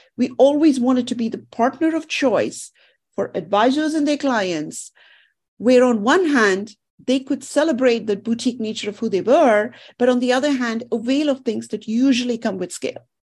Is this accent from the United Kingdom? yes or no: no; India; moved away; I grew up in India